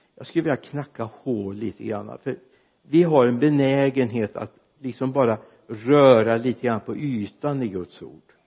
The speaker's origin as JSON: {"language": "Swedish", "town": "Mariestad", "region": "Västra Götaland", "country": "Sweden", "tie": "born or raised there", "said": "hemma i Victoriakyrkan i Mariestad när jag var liten grabb"}